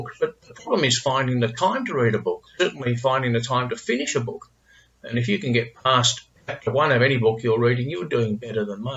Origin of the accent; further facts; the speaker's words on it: Melbourne, Victoria, Australia; as a fellow Melburnian